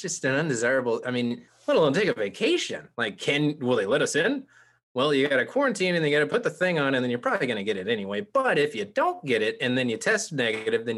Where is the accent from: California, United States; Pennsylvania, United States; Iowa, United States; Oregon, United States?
California, United States; Santa Cruz; I grew up in Santa Cruz